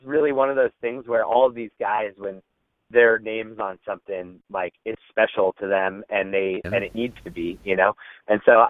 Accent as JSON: {"language": "English", "town": "Fremont", "region": "California", "country": "United States", "tie": "born or raised there", "said": "I grew up in the Bay Area in Fremont, California"}